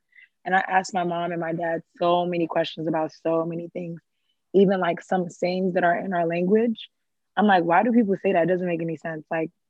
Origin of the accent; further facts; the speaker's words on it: Ghana; So I've always been really, really proud of being Ghanaian.